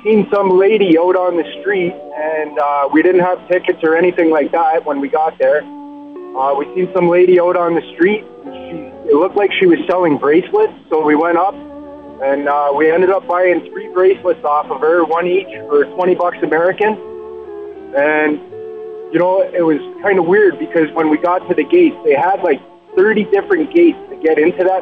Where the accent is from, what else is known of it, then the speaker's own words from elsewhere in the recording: Niagara Falls, Ontario, Canada; I grew up in Niagara Falls, Ontario